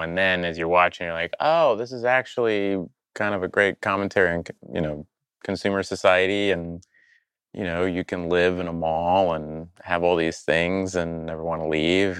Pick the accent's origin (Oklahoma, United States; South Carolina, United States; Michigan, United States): Oklahoma, United States; I grew up in Oklahoma around a lot of fundamentalist Christian people